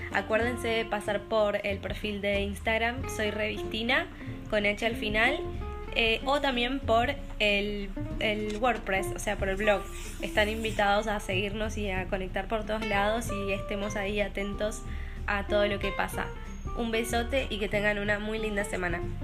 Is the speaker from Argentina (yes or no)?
yes; Argentina; moved away as an adult; also born or lived in Brazil; now in Denmark; Soy argentina